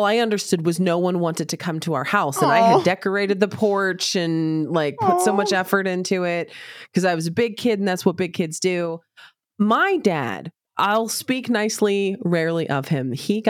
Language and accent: English; United States; As an American, I'm supposed to wedge Thanksgiving in there, but I'm bad at being an American